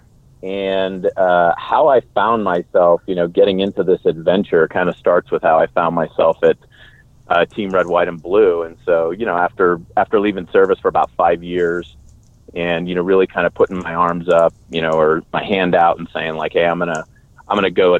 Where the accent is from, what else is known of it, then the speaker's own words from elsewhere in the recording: Bay Area, California, United States; moved away as an adult; I grew up in the Bay Area, California, joined the Army right after high school.